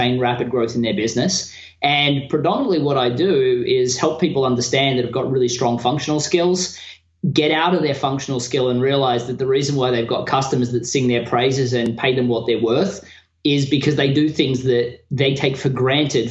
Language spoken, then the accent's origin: English; Australia; moved away as an adult; now in United States; as an Australian in America